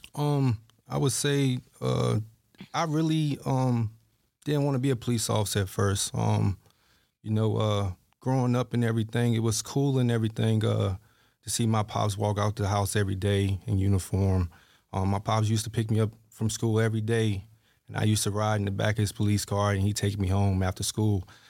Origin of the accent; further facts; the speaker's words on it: Halifax, Virginia, United States; I'm from Halifax, Virginia